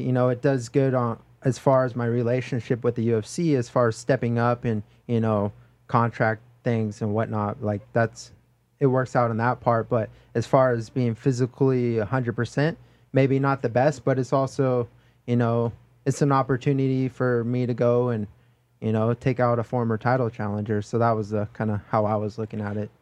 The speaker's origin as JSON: {"language": "English", "area": "Oahu, North Shore", "region": "Hawaii", "country": "United States", "moved": "as an adult", "lives_now": "Las Vegas, United States", "said": "I'm from Hawaii, Oahu, North Shore, Hollywood, Hawaii."}